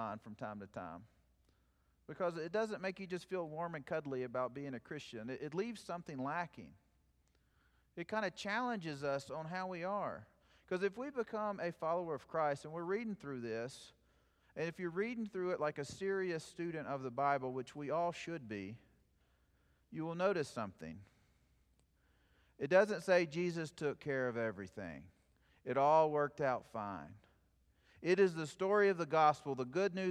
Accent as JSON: {"language": "English", "region": "South Plains of Texas", "country": "United States", "tie": "born or raised there", "moved": "yes", "said": "my hometown"}